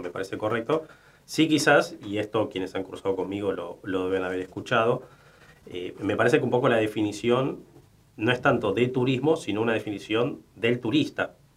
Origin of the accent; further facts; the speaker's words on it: Argentina; De aquella ola inmigratoria eh, que, tuvo nuestro país. mi abuelo, mis abuelos nacieron en España